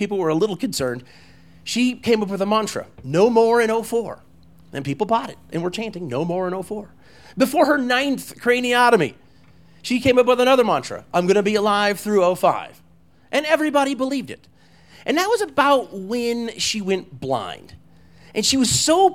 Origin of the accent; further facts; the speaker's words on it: Walden, Colorado, United States; I was a husky boy, and I grew up in Walden, Colorado